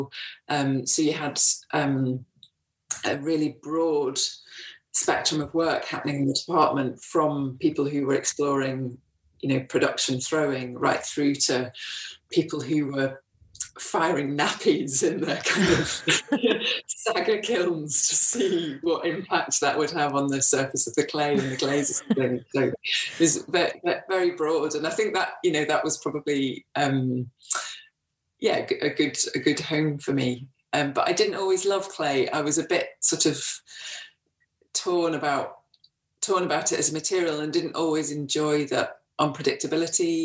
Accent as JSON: {"language": "English", "town": "Wakefield", "region": "Yorkshire and the Humber", "country": "United Kingdom", "tie": "born or raised there", "said": "I grew up in Wakefield in West Yorkshire"}